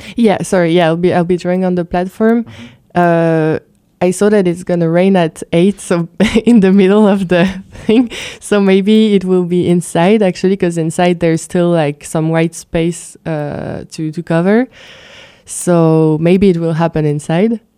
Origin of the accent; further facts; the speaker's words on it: Luxembourg; also born or lived in France; I've been living growing up in Luxembourg